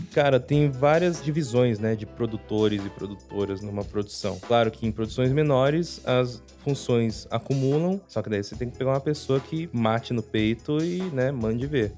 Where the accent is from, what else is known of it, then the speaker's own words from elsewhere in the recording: Curitiba, Paraná, Brazil; eu ainda sou de Curitiba